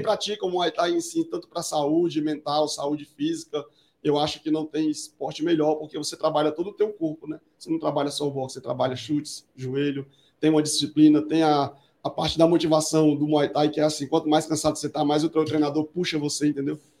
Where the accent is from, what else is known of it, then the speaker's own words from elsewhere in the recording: Ceará, Brazil; now in São Paulo, Brazil; eu voltei para o Ceará, sou cearense.